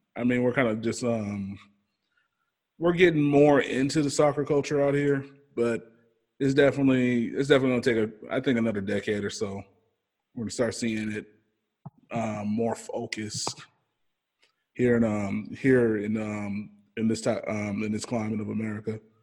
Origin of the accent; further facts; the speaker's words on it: Kansas City, Missouri, United States; I'm from Kansas City